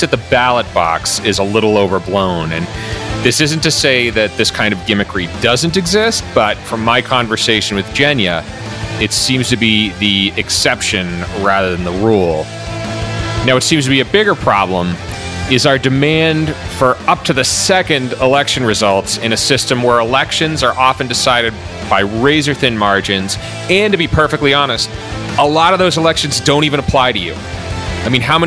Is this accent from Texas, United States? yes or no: no; Massachusetts, United States; also born or lived in Boston; my home state of Massachusetts